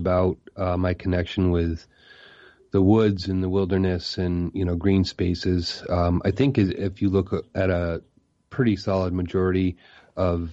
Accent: Massachusetts, United States; I actually grew up in Massachusetts

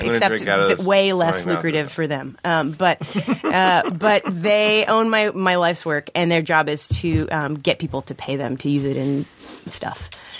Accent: Baltimore, Maryland, United States; moved away as an adult; now in North Carolina, United States; I'm from Baltimore. Uh-huh. So I spent most of my life there, and then I moved slightly south

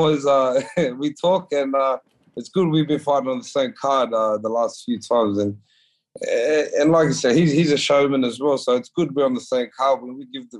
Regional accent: New South Wales, Australia; It's our Aboriginal colours, but I don't know what team it is because I'm from New South Wales.

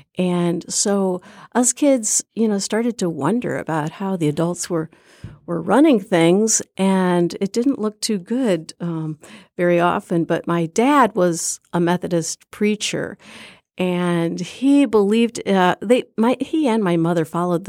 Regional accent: Burlington, Iowa, United States; We were raised in Iowa

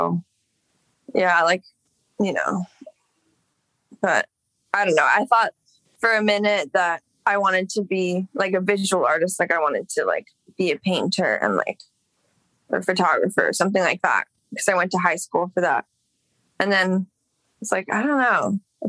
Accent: Los Angeles, California, United States; Yeah, I grew up in Echo Park. I mean, I guess same dish, but that's where I lived from when I was a baby until like 16.

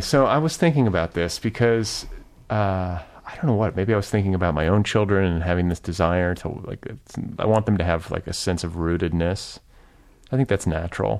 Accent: Cedarburg, Wisconsin, United States; also born or lived in Milwaukee / Indiana; now in Los Angeles, United States; I grew up in Cedarburg

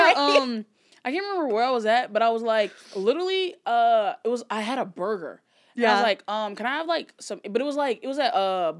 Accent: the South, United States; I'm from the South, like

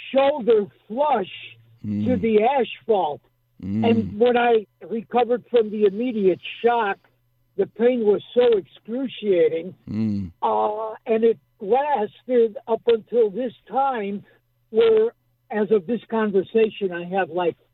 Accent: Chicago, Illinois, United States; I'm from Chicago

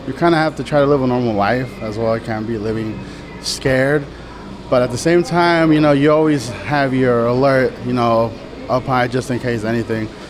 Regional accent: Oakland, California, United States; I was born here in Oakland

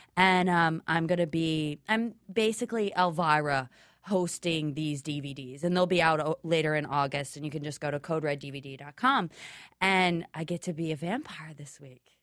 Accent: Ottawa, Illinois, United States; moved away; I'm shooting in my hometown of Ottawa, Illinois

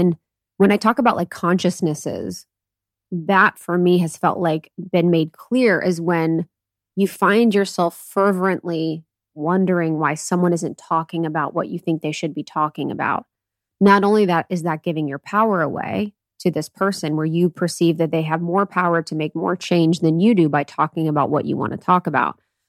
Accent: India; Because in my home country of India, I saw the most tragic experiences

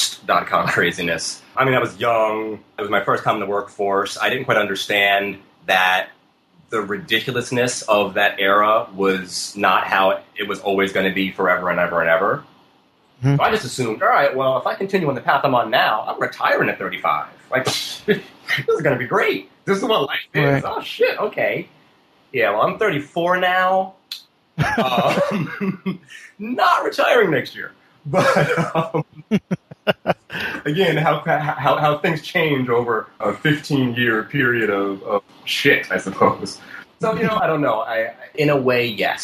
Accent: United States; now in New York City, United States; I'm an American

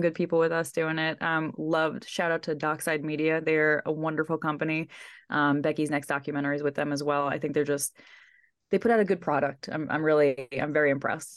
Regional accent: New York, United States; I'm from New York.

